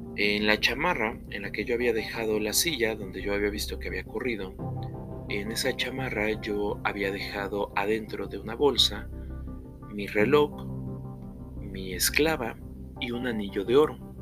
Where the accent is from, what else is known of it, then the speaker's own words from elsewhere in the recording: Puebla, Mexico; Aquí mismo, en la ciudad de Puebla, de donde yo soy originario